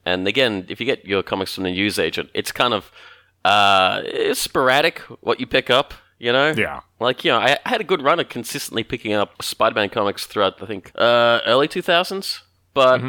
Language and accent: English; Australia; we're very generically Australian